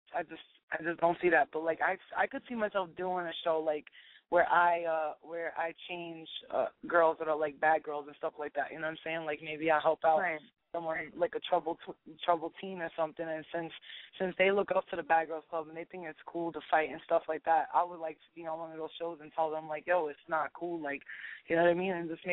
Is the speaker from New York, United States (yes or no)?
yes; New York City, New York, United States; I'm from Staten Island